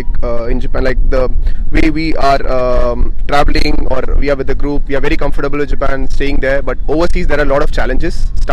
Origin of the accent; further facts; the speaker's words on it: India; moved away; I'm from India